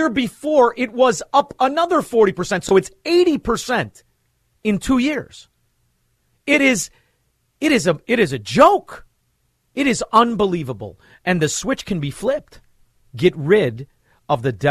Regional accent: Chicago, Illinois, United States; we're from Chicago

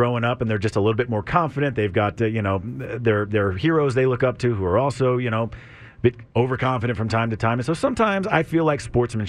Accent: Lake Travis, Texas, United States; I grew up out in Lake Travis

